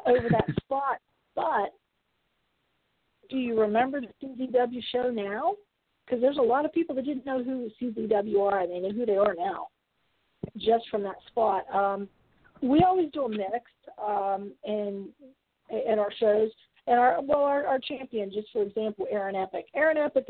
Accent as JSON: {"language": "English", "region": "West Virginia", "country": "United States", "moved": "yes", "lives_now": "Florida, United States", "said": "I'm from West Virginia, and I'm not multilingual"}